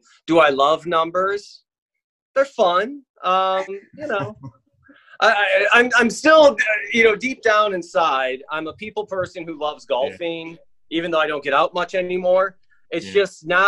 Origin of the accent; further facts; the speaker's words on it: Midwest, United States; moved away as an adult; also born or lived in Greenville, South Carolina; now in Florida, United States; I'm a Midwesterner, came down here in 2000.